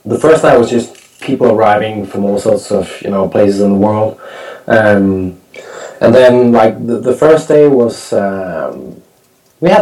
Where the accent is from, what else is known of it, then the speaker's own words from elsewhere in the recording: Copenhagen, Capital Region of Denmark, Denmark; my hometown in front of my, you know, in front of my Danish fans